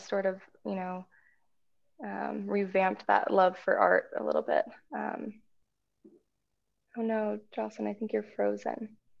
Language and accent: English; Spearfish, South Dakota, United States; now in Seattle, United States; I grew up in South Dakota, in Spearfish, a little town in the Black Hills